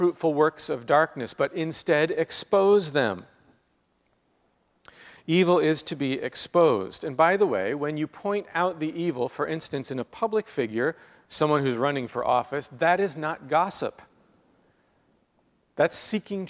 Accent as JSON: {"language": "English", "country": "United States", "said": "as American Christians"}